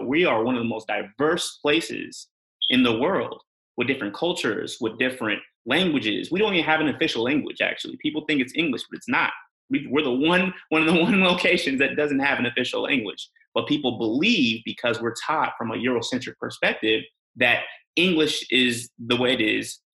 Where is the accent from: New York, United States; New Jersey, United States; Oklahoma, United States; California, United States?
California, United States; Bay Area; also born or lived in England; I'm from California, you know, I'm from the Bay Area